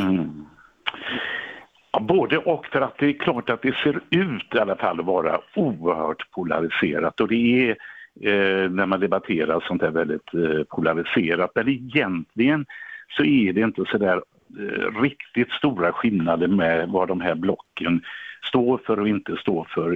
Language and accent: Swedish; Gothenburg, Västra Götaland, Sweden; Biskopsgården där jag är uppvuxen